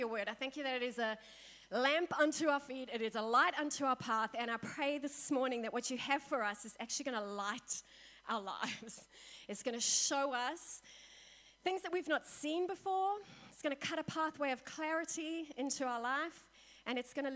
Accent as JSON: {"language": "English", "country": "South Africa", "said": "we in South Africa"}